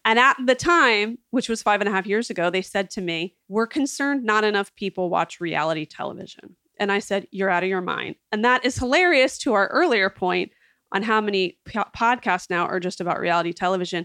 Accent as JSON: {"language": "English", "town": "West Chester", "region": "Pennsylvania", "country": "United States", "tie": "born or raised there", "also_born_or_lived": "Hershey, Pennsylvania", "said": "I'm from suburban Philadelphia, a town called Westchester. I went to boarding school in Hershey, Pennsylvania"}